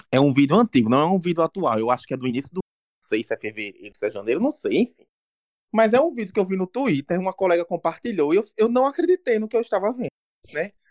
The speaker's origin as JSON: {"language": "Portuguese", "town": "Natal", "region": "Rio Grande do Norte", "country": "Brazil", "said": "mas sem dúvida não é a verticalização o que a gente quer, né? Enquanto natalense."}